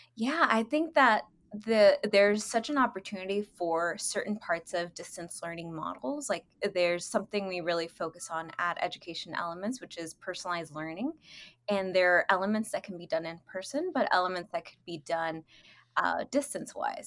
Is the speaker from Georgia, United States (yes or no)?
no; Inglewood, California, United States; moved away as an adult; also born or lived in Lennox, California / Hawthorne, California / Massachusetts / Texas; I am originally from California. Uh, I grew up in Inglewood, Lenox, and Hawthorne.